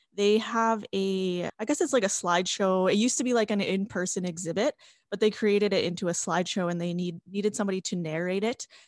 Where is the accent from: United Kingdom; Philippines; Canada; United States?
Canada; La Ronge, Saskatchewan; moved away as an adult; now in Saskatoon, Canada; So I'm from L'Orange. I grew up